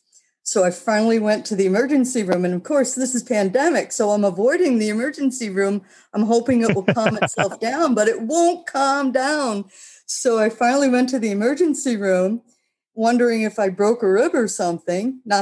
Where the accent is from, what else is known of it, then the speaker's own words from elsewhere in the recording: New York, United States; now in Greeneville, United States; I'm still a New Yorker when it comes to security.